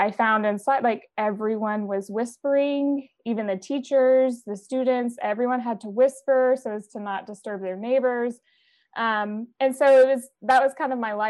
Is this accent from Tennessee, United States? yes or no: yes; Tennessee, United States; now in Boston, United States; Currently based in Boston, Massachusetts, but I was born and raised in Tennessee, a somewhat rural area, foothills of Appalachia